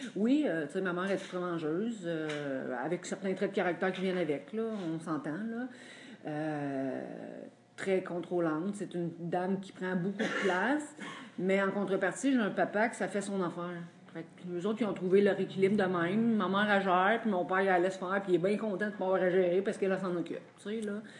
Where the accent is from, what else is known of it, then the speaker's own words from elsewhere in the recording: Drummondville, Quebec, Canada; also born or lived in Montreal; moi, j'ai grandi à Drummondville